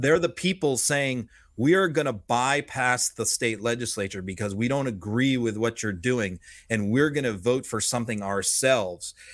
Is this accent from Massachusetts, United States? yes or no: yes; Massachusetts, United States; I grew up in Massachusetts